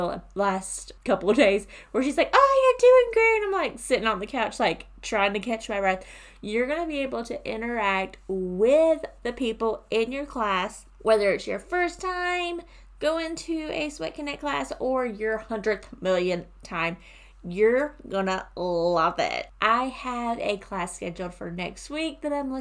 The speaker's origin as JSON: {"language": "English", "region": "South Carolina", "country": "United States", "said": "I'm from South Carolina"}